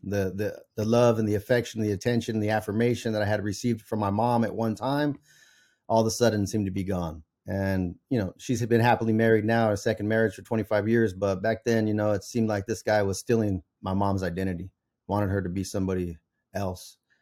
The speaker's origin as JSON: {"language": "English", "area": "Central Valley", "region": "California", "country": "United States", "tie": "born or raised there", "said": "I was raised in the Central Valley to a single mom"}